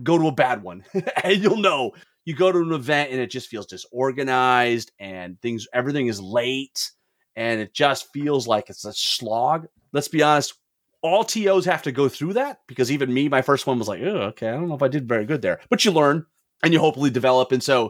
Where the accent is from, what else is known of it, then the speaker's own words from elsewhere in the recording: Lansing, Michigan, United States; Oh, good, because I mean, Lansing's my hometown.